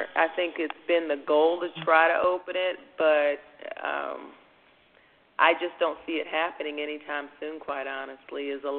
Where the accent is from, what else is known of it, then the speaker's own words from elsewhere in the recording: California, United States; now in Las Vegas, United States; But we came from California, and even in California, I mean, you don't see locations with this sort of concept.